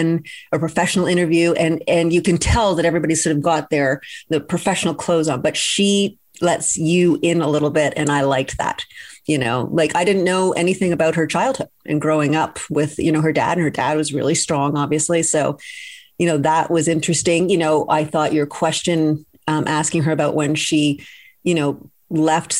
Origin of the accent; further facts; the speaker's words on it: Toronto, Ontario, Canada; moved away as an adult; also born or lived in Vancouver; I was coming from Vancouver, grew up in Toronto, but had lived in Vancouver for a while